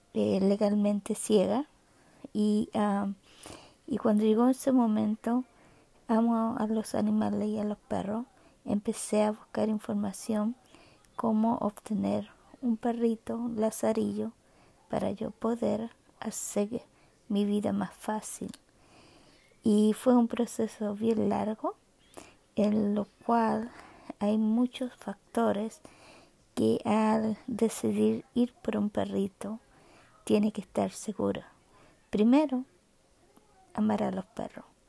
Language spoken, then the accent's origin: Spanish; Chile; now in Canada; nací en Chile, eh, vivo en Canadá hace ya más de, hace 40 años